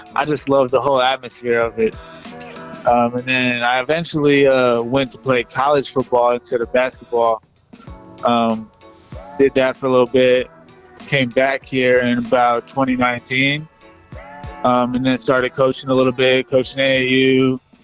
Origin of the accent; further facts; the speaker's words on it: Atlanta, Georgia, United States; I grew up in Atlanta.